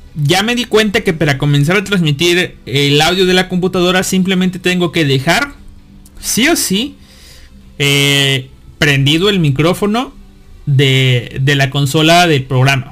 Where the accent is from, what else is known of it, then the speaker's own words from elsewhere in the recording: northern Veracruz, Mexico; moved away; yo soy norte de Veracruz